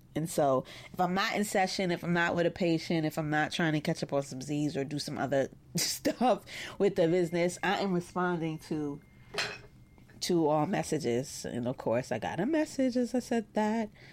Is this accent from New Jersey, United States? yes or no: no; New York City, New York, United States; in private practice in my hometown of Brooklyn, New York